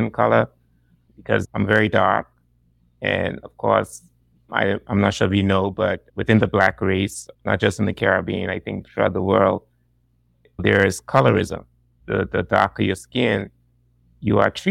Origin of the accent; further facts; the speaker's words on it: Turks & Caicos Islands; also born or lived in Ohio, United States; I am from the Turks and Caicos Islands.